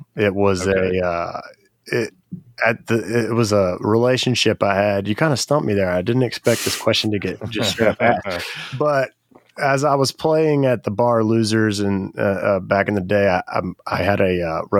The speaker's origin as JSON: {"language": "English", "town": "Baton Rouge", "region": "Louisiana", "country": "United States", "tie": "born or raised there", "said": "I grew up in Baton Rouge, Louisiana, correct. Okay. Born there."}